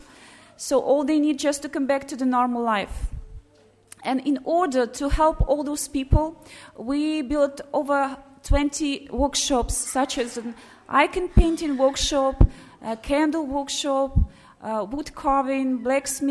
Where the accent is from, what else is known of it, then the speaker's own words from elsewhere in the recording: Belarus; I came from Belarus, from St. Elizabeth Convent